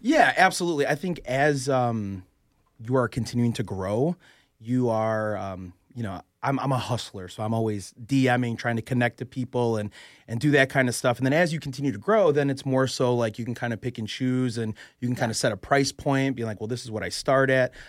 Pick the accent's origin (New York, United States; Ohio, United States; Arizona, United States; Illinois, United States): Illinois, United States; Chicago; moved away as an adult; now in Philadelphia, United States; I'm born and raised in Chicago, right? I moved out here two years ago, so I'm I'm from Chicago